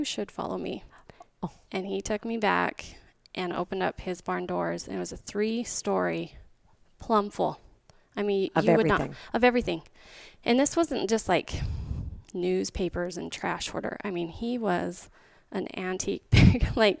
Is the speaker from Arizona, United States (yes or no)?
yes; White Mountains, Arizona, United States; now in Queen Creek, Arizona; I grew up in the White Mountains.